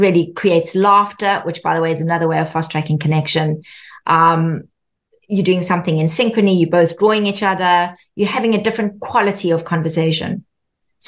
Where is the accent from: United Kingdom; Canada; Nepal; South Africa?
South Africa; Growing up in South Africa